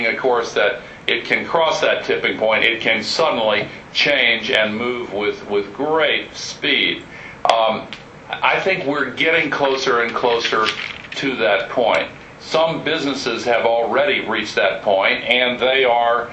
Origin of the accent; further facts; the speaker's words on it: United States; as an American